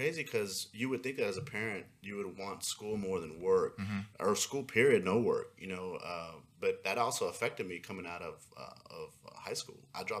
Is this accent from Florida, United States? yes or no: no; Pasadena, Texas, United States; also born or lived in Houston, Texas; I grew up in Pasadena, born and raised there. Always been in Houston my whole life